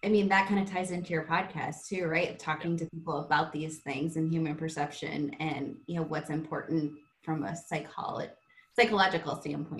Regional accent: South Dakota, United States; I grew up in South Dakota, in a small town of South Dakota. Diversity for me was if you're a Lutheran or Catholic

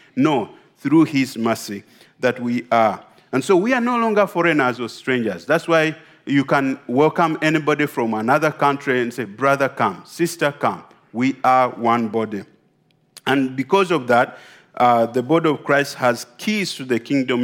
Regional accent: Uganda; I come from Uganda.

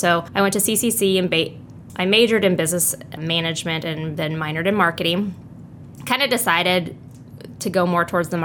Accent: Shickley, Nebraska, United States; now in York, United States; I am from Shickley, which is about 40 minutes south and a little west of York.

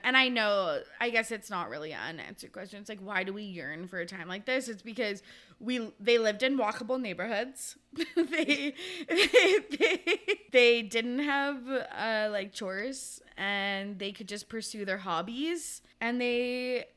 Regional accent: Kamloops, British Columbia, Canada; now in Victoria, Canada; They lived in Kamloops, which was my hometown.

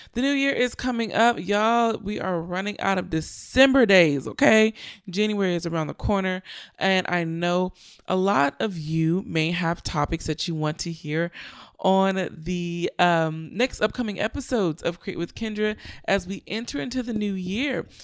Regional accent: Richmond, California, United States; my hometown, Richmond, California

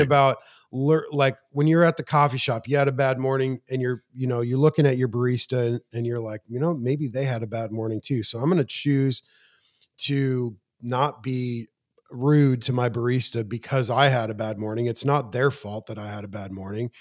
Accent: Montana, United States; moved away; also born or lived in Spring Hill, Tennessee; I'm from Montana

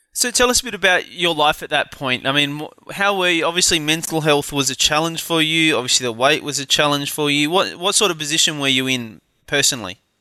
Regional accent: Adelaide, South Australia, Australia; from my hometown of Adelaide

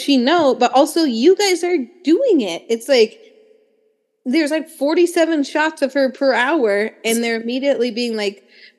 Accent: Pennsylvania, United States; I'm not from Philadelphia. I'm from like rich suburban area of Pennsylvania.

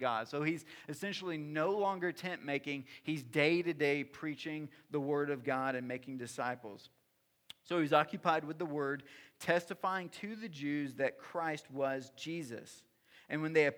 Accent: the South, United States; I'm from the South

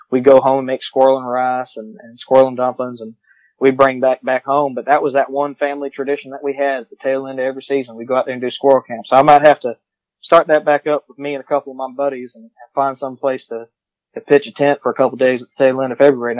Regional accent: New Orleans, Louisiana, United States; I grew up in New Orleans, and we had that property over there in southeast Georgia.

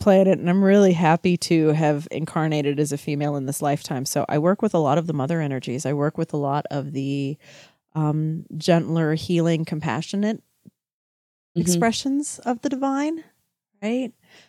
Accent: Texas, United States; Oh, no, I'm from Texas. I love... Okay, sorry. All right. I'm even wearing my boots. Like, yeah, Texas we're okay with.

